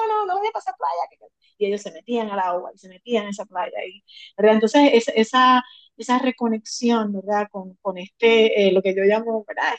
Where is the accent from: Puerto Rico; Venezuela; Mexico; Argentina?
Puerto Rico; como puertorriqueña, como puertorriqueño